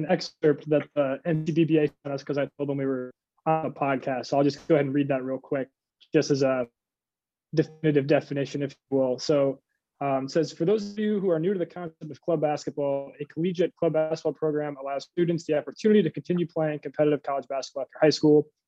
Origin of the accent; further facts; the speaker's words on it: Valparaiso, Indiana, United States; Uh, I'm a junior from Valparaiso, Indiana, played high school ball at Valparaiso High School